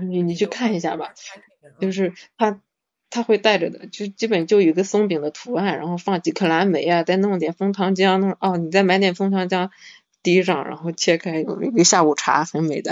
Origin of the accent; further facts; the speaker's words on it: Shandong, China; 因为我是山东的嘛，我们那边是，这种陋习，就是传统的陋习很多的